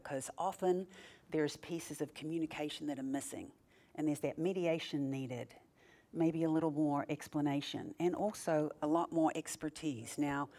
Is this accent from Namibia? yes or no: no; New Zealand; now in Houston, United States; I'm from Houston, Texas, and originally from New Zealand.